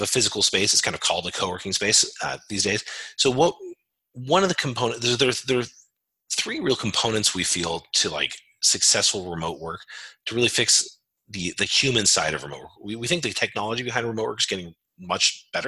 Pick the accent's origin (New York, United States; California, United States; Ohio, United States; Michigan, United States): California, United States; Modesto; I grew up in a relatively small town called Modesto. It's in California Central Valley